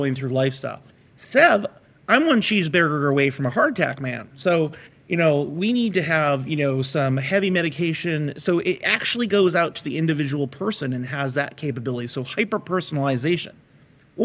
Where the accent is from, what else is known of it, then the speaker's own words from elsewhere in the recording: United States; we're American, we're capitalists.